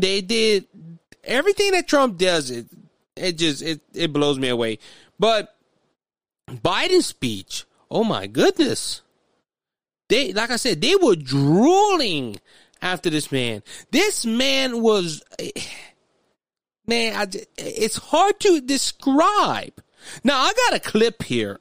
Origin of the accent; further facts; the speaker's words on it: United States; we as American citizens